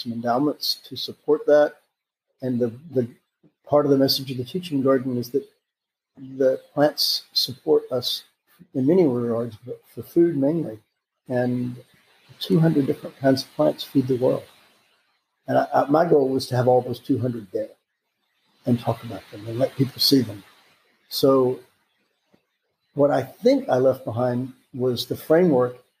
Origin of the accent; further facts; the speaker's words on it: Alabama, United States; moved away as an adult; also born or lived in California / Tennessee; now in Florida, United States; I grew up in Alabama, and then I went to college at Auburn